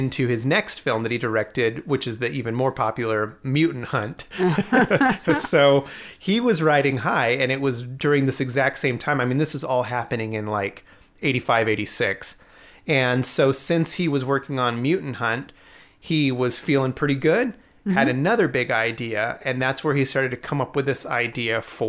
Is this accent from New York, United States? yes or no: yes; New York, United States; born there; I mean, I was born in New York, but not in the city.